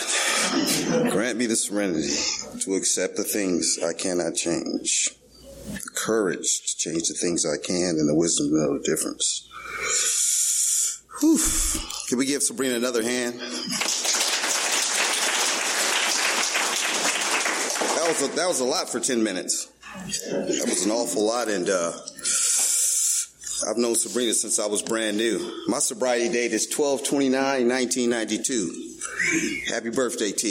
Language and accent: English; Los Angeles, California, United States; I'm born and raised in Venice, California